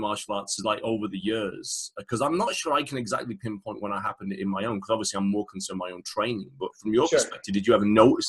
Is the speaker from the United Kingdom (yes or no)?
yes; England, United Kingdom; now in United States; In the States, because I was coming from England, it's a slightly different environment anyway.